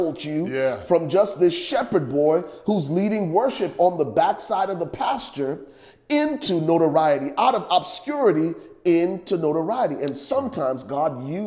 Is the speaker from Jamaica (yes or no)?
no; Liberia; now in Dallas, United States; growing up in Liberia. And y'all know I'm originally from Liberia, West Africa